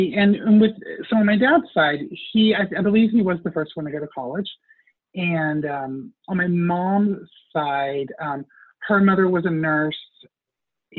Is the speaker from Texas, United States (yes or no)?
yes; Huntsville, Texas, United States; also born or lived in Austin, Texas; I grew up in Huntsville, Texas, which is about an hour north of Houston